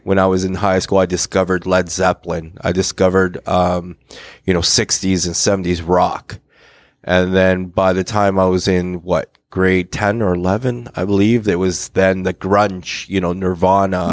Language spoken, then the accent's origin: English; Hamilton, Ontario, Canada; I grew up on the East Mountain, cool. Hamilton East Mountain.